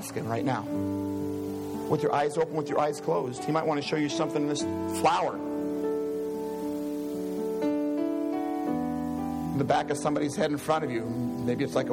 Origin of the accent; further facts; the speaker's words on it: Iowa, United States; I'm from Iowa